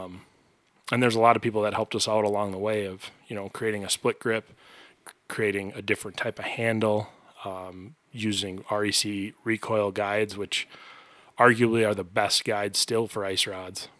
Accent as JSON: {"language": "English", "town": "White Bear Lake", "region": "Minnesota", "country": "United States", "tie": "born or raised there", "said": "I grew up in White Bear Lake, very close to a very, very good fishing lake."}